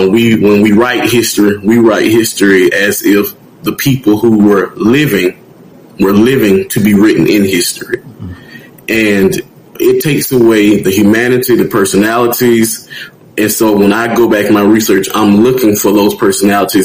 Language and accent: English; Tuskegee, Alabama, United States; I'm from Tuskegee, Alabama.